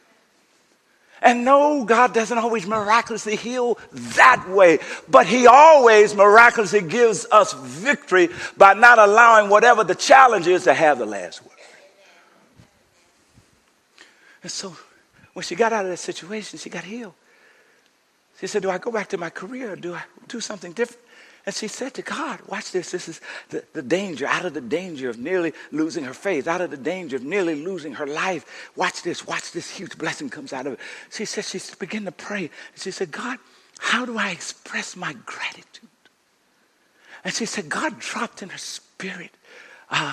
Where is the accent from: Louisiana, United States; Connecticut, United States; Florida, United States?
Louisiana, United States; Coushatta; When I grew up in Coshatta, we had a small house